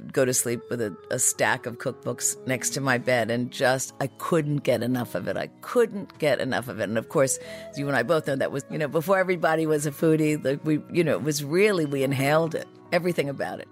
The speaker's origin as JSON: {"language": "English", "town": "New York City", "region": "New York", "country": "United States", "tie": "born or raised there", "said": "Riverdale, um, which was, you know, uh, is still sort of an oat section of the Bronx"}